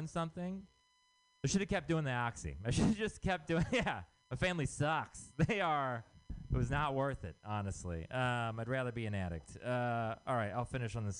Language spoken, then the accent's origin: English; Texas, United States; moved away; I'm from Texas.